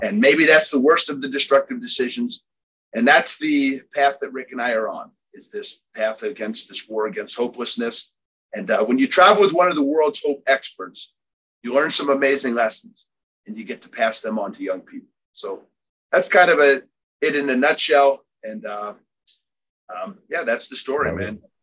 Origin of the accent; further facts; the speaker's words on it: Philadelphia, Pennsylvania, United States; I was born and raised in Philadelphia